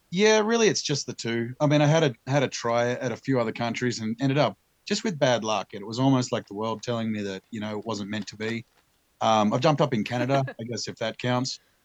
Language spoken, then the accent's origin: English; Tasmania, Australia; moved away; also born or lived in Omaha; I'm from Tasmania originally, the island off the southeast coast of Australia